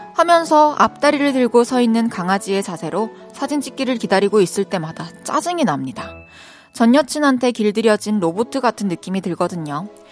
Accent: Changwon, South Gyeongsang, South Korea; accent: mix of Daegu, Busan, Masan; moved away as an adult; also born or lived in Daegu / Busan; 대구에서 태어났고, 그리고 초중고를 마산에서 다니고 대학교를 부산에서 나와가지고 대구, 부산, 마산 다 섞여 있는 억양인 것 같아요.

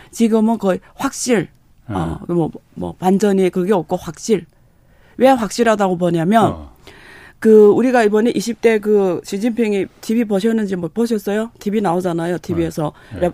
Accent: China; 저는 조선족이거든요

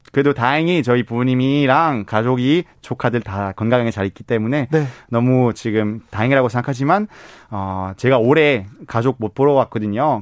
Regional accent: Belgium; Korean is a second language; now in South Korea; 저는 벨기에 사람이다 보니까 미트볼 너무 좋아해요

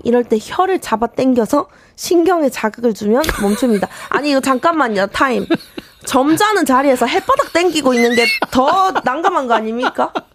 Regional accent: Daegu, South Korea; now in Seoul, South Korea; 저도 완전 토박이였으나 이제 서울 사람이라고 볼 수 있죠.

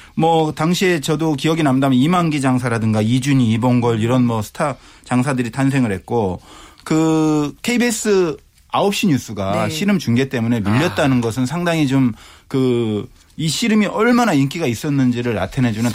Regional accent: Asan, South Chungcheong, South Korea; moved away; 저는 고향이 아산이기 때문에

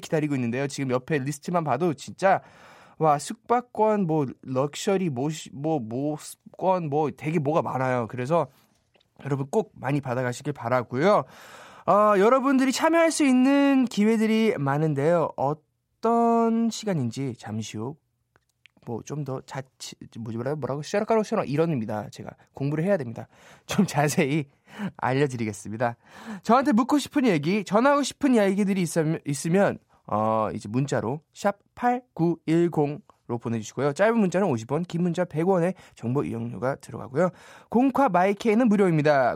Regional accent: United States; Korean is a second language; moved away as an adult; now in South Korea; 미국에서 태어나고 자라가지고요

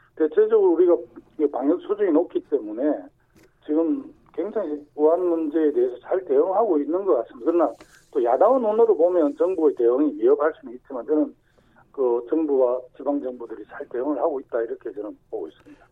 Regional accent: Sacheon, South Gyeongsang, South Korea; 제 고향인 그 경남 사천 하동남에도

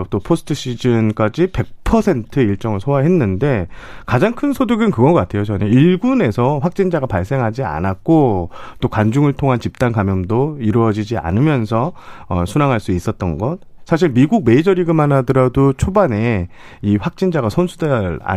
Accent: Changwon, South Gyeongsang, South Korea; born or raised there

